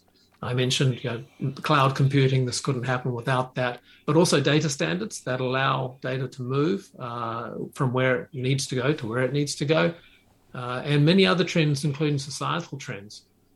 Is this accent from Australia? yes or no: no; New Zealand; moved away as an adult; also born or lived in Japan; I moved there from New Zealand at a young age after university.